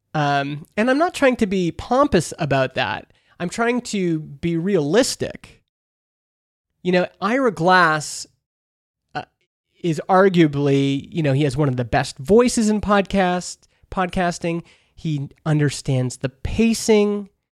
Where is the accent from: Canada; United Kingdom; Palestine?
Canada; I grew up in Canada. We have C B C, which is our public radio